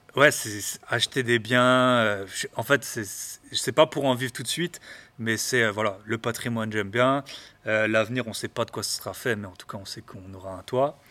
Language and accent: French; the East, eastern France, France; je parle très doucement aussi, je viens de l'Est